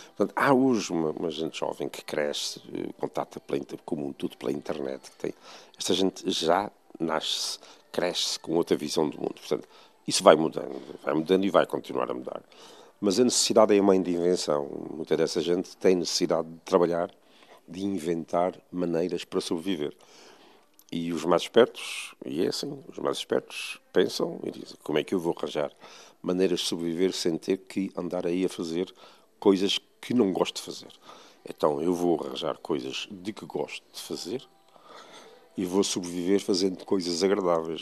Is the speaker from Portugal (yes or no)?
yes; Azores, Portugal; moved away; eu sou açoriano, eu sou insular